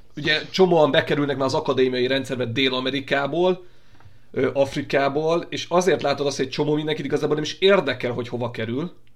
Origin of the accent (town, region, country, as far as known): Hungary